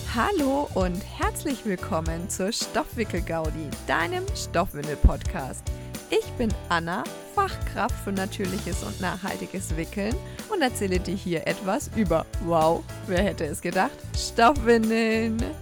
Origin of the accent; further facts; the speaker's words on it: Germany; bei uns in Deutschland